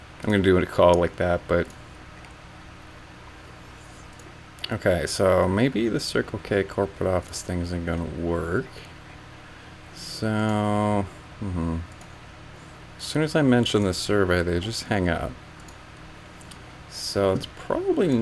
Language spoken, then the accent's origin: English; Canada; I'm Canadian